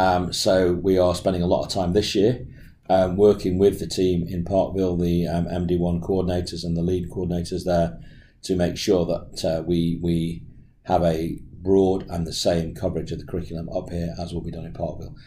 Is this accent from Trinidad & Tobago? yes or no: no; England, United Kingdom; accent: English; moved away as an adult; now in Australia; I'm actually English, as my accent will give me away, and I'm a renal specialist who moved to Australia in 2012